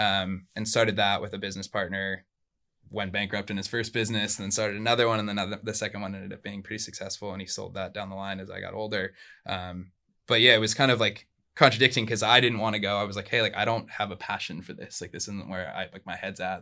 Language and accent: English; Surfside, California, United States; first language Spanish; English is a second language; I grew up in Orange County. I grew up in a small little town called Surfside